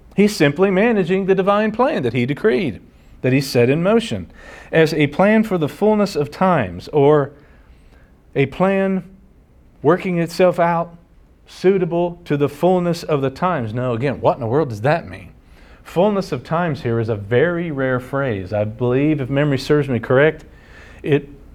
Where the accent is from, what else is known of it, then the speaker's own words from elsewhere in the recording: United States; Americans here at home